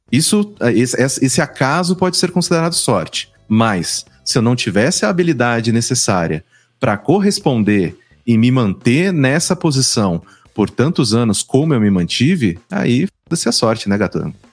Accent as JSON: {"language": "Portuguese", "region": "São Paulo", "country": "Brazil", "said": "Eu sou do interior de São Paulo, né?"}